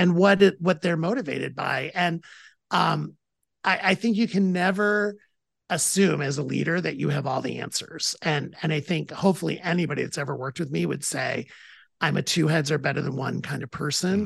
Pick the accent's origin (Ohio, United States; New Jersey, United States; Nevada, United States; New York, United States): Ohio, United States; Toledo; I'm from Toledo, Ohio